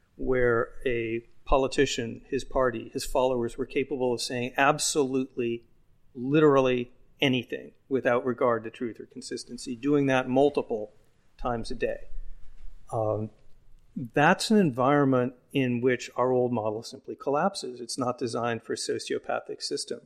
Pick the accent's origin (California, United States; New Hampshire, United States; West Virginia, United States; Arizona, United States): Arizona, United States; Phoenix; moved away; I'm from Phoenix